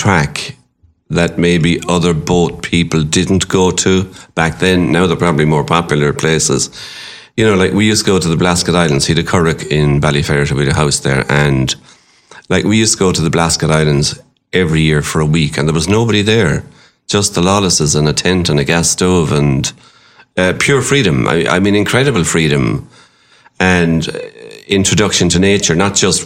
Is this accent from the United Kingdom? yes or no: no; Limerick, Munster, Ireland; Grew up in Corbury